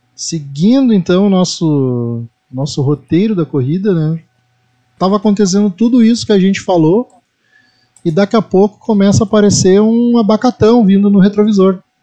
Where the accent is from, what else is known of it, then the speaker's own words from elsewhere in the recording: the South, southern Brazil, Brazil; É uma expressão que a gente usa muito aqui no Sul